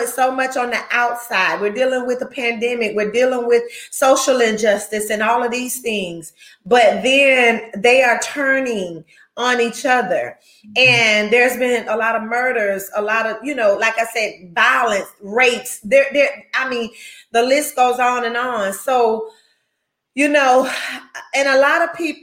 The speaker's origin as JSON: {"language": "English", "area": "Gaston County", "region": "North Carolina", "country": "United States", "tie": "born or raised there", "said": "we're from Gaston County. We're Gaston County natives, you know, born and raised"}